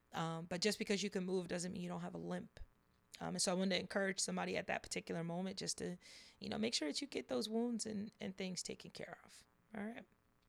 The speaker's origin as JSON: {"language": "English", "region": "New Jersey", "country": "United States", "tie": "born or raised there", "also_born_or_lived": "Las Vegas", "said": "But Vegas, I was born in Vegas. We used to live in different parts of New Jersey. And currently, my hometown is in South Jersey. So that's where I reside at now, is in South Jersey."}